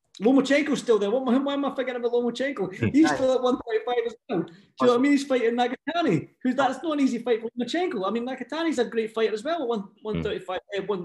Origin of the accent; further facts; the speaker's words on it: Scotland, United Kingdom; being that I'm Scottish